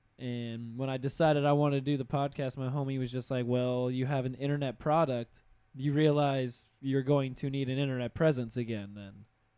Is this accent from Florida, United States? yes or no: yes; Pensacola, Florida, United States; Pensacola is my hometown.